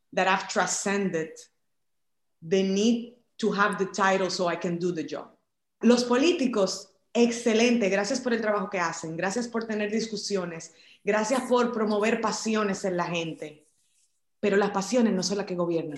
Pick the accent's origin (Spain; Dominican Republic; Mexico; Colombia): Dominican Republic; en este país, en mi país, en República Dominicana